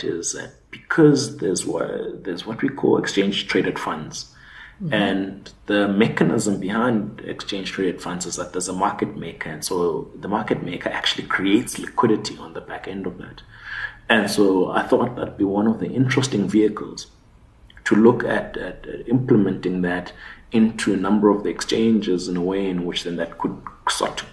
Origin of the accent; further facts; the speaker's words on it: Butterworth, Eastern Cape, South Africa; also born or lived in Johannesburg / Grahamstown; But after that, we moved back to the Eastern Cape. So I was raised in Butterworth.